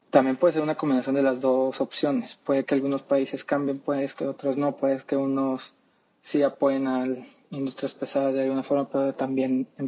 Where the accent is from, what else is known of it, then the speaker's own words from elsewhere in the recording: Mexico; Y bueno, viéndolo como mexicano, yo creo que aquí en México, especialmente por las ideas que tiene nuestro presidente